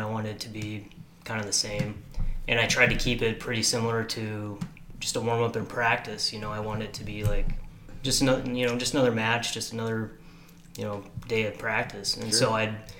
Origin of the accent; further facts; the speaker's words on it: Dillingham, Alaska, United States; also born or lived in Washington; We moved from Washington to Dillingham when I was 2 years old.